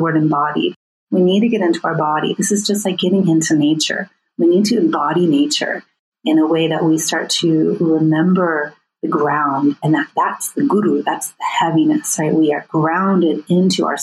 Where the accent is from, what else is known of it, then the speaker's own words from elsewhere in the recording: United States; myself as an American white woman